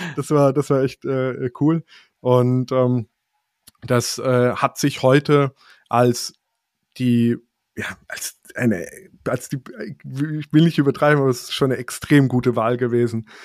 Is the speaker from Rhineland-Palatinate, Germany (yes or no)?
yes; Rhineland-Palatinate, Germany; now in Karlsruhe, Germany; ich komme aus der Pfalz